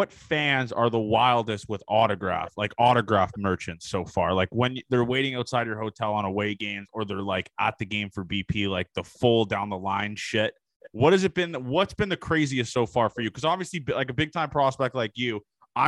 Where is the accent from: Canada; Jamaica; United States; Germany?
Canada; I'm Canadian